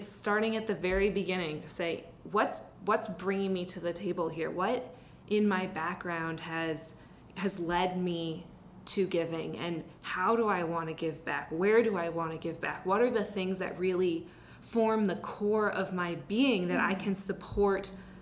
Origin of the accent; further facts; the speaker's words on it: Seattle, Washington, United States; I grew up in the Seattle area